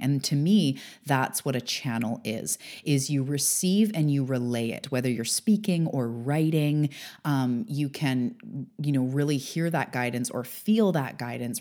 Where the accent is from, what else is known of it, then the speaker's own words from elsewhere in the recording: Canada; also born or lived in Vancouver Island, British Columbia; I'm a Canadian on the West Coast on Vancouver Island